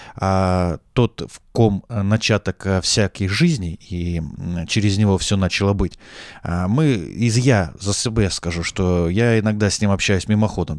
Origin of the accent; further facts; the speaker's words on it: Taraz, Zhambyl Region, Kazakhstan; moved away as an adult; also born or lived in Saint Petersburg, Russia; now in Moscow, Russia; пока я рос э, в Южном Казахстане